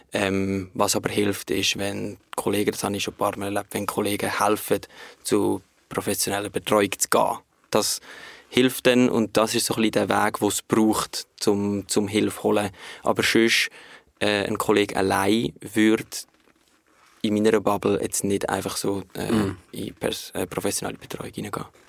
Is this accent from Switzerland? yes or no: yes; Switzerland; wir in der Schweiz